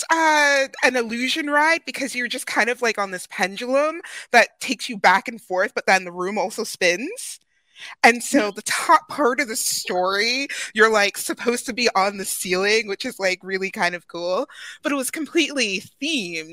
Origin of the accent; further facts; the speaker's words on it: Massachusetts, United States; moved away; I'm originally from Massachusetts